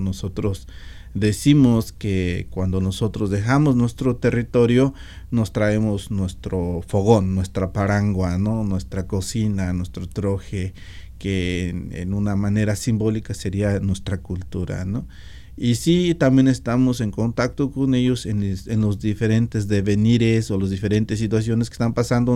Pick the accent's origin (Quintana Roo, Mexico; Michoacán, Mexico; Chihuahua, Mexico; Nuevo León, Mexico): Michoacán, Mexico; Meseta Purépecha; now in Washington, United States; Yo, por ejemplo, soy de la meseta purépecha